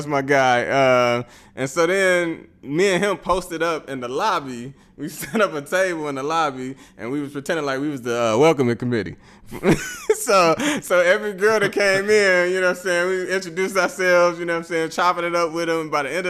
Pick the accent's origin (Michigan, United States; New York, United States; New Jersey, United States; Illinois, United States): Illinois, United States; Chicago; I'm from Chicago and like we don't talk to each other like that, you know, walking down the street.